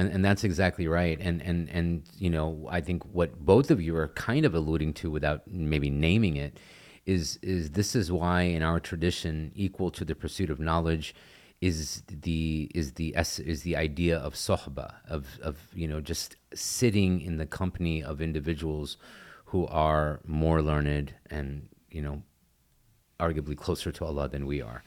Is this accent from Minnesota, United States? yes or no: no; Texas, United States; I'm from Texas, um, born and raised